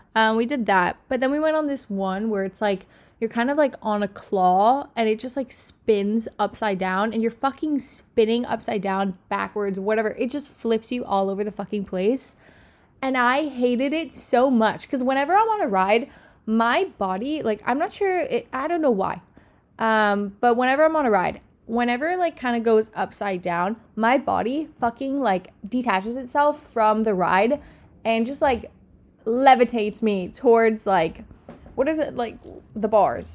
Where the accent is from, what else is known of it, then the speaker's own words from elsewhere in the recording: Miami, Florida, United States; moved away as an adult; I have lived in Miami my whole life. I'm from Miami